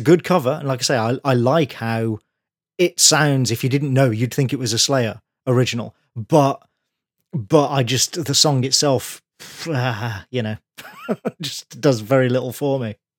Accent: Birmingham, West Midlands, United Kingdom; from my hometown

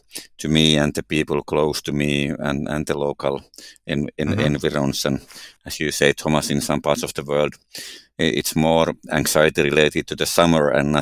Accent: Finland; growing in Nigeria and growing up in Finland are quite different areas

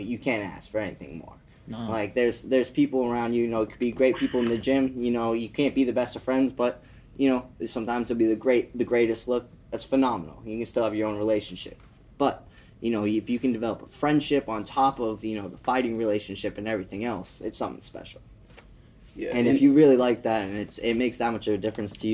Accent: Massachusetts, United States; I'm from Massachusetts

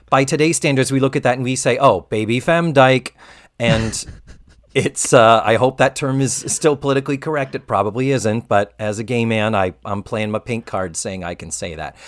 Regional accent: Massachusetts, United States; now in Orlando, United States; as a Yankee, I was born and raised in Massachusetts

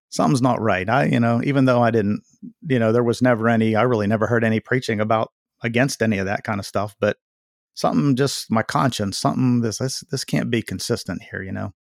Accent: Waynesburg, Pennsylvania, United States; also born or lived in Connecticut; I was born here in Waynesburg, Pennsylvania, and, uh, you know, grew up a church going young man

